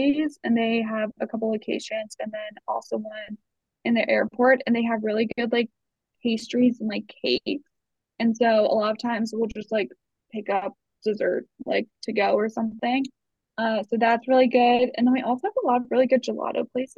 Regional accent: Virginia, United States; also born or lived in East Coast; now in Salt Lake City, United States; growing up in Virginia

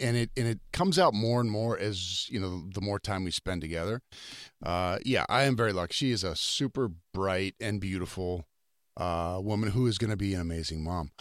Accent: North Dakota, United States; we're both from North Dakota

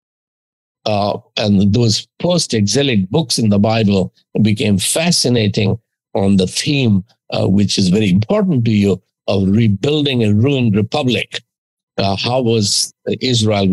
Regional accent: India; as an Indian teenager, I was already become 20 by then

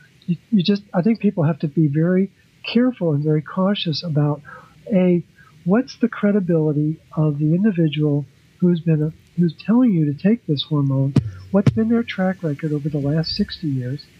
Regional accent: Baltimore, Maryland, United States; I'm from Baltimore, and my son calls me …

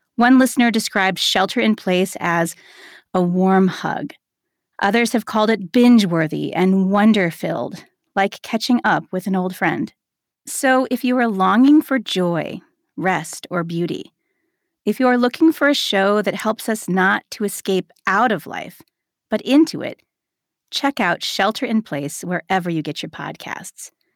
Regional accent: Cleveland, Ohio, United States; moved away as an adult; also born or lived in South Carolina; I grew up in Cleveland, Ohio

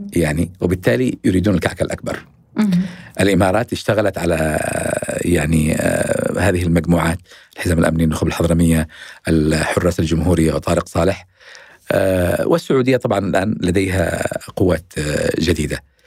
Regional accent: Yemen; أنا سأتحدث كيمني

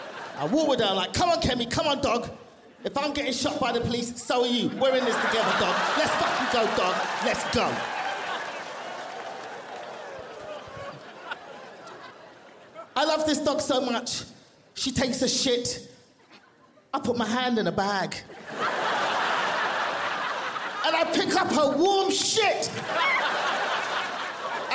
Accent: London, United Kingdom; moved away as an adult; also born or lived in Nigeria; now in Los Angeles, United States; I'm from London.

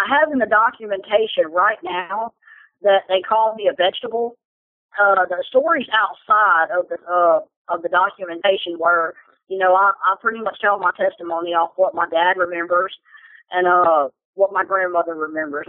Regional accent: Westboro, Louisiana, United States; I'm from Westboro, Louisiana

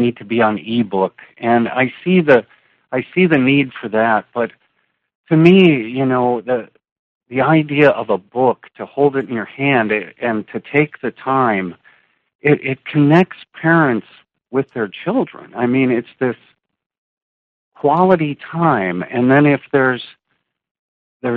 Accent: Wisconsin, United States; moved away as an adult; also born or lived in St. Petersburg, Florida / Sarasota, Florida; I'm from Wisconsin

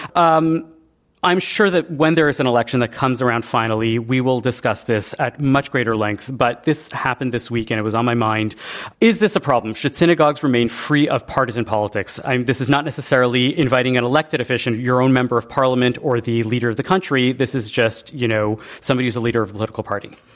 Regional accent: Canada; moved away as an adult; now in United States; I'm the Canadian in America

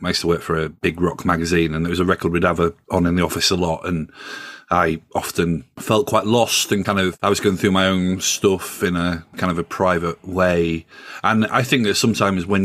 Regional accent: Yorkshire and the Humber, United Kingdom; now in London, United Kingdom; I'm from Yorkshire originally. I've lived in London for a long time

